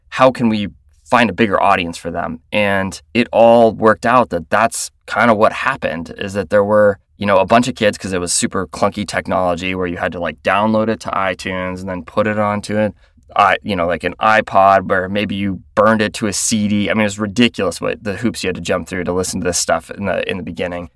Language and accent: English; Florida, United States; moved away; I grew up in Florida, and I grew up in the suburbs of Florida